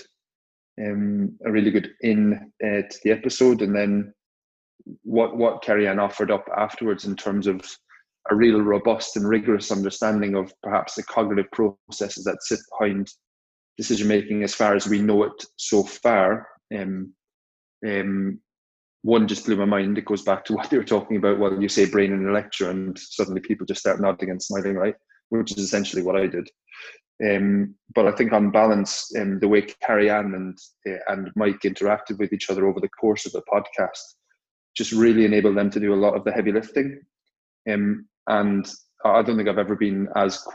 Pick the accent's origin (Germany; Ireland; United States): Ireland; Cork, Munster; growing up in Cork, and we've got two major stout companies in Cork